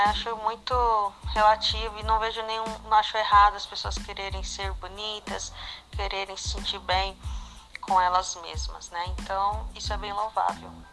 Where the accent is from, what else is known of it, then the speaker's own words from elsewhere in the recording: São Paulo, Brazil; sou brasileira de São Paulo